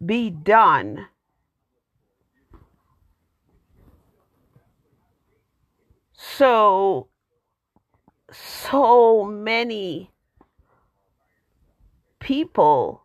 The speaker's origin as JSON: {"language": "English", "country": "Jamaica", "tie": "born or raised there", "moved": "yes", "lives_now": "United States", "said": "I am African American, born in Jamaica."}